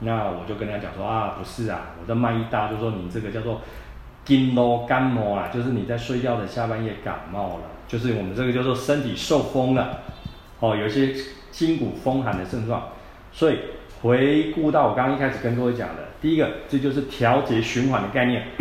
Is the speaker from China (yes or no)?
no; Taiwan; 我们台湾人、东方人